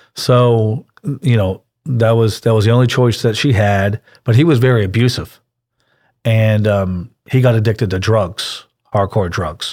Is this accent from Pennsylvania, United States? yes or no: yes; Pittsburgh, Pennsylvania, United States; now in Houston, United States; I grew up in Pittsburgh, Pennsylvania